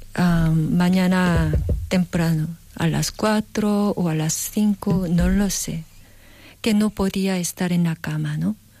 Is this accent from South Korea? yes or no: yes; South Korea; Spanish is a second language; moved away; en Corea calculamos la edad un poco diferente que aquí